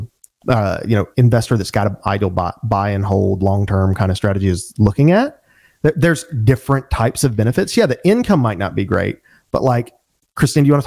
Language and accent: English; Birmingham, Alabama, United States; being from the South, I mean, and I grew up in Alabama, Birmingham, Alabama